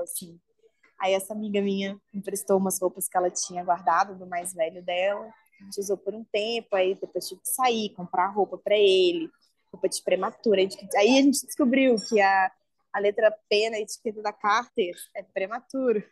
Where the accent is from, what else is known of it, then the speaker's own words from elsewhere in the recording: Belo Horizonte, Minas Gerais, Brazil; eu sou de Belo Horizonte